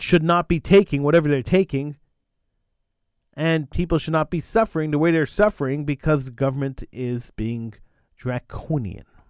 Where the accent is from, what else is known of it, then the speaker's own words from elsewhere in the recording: Quebec, Canada; I was born in Quebec. I was raised in Quebec.